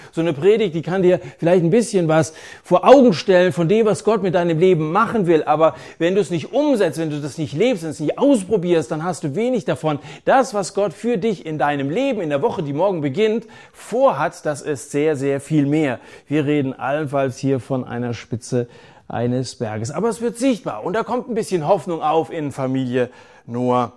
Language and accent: German; Germany